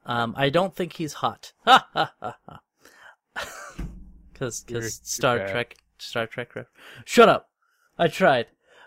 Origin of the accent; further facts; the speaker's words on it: United States; Because I'm American.